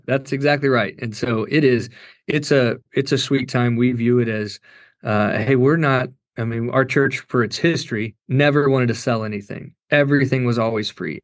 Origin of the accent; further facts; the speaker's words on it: Kentucky, United States; I grew up in Kentucky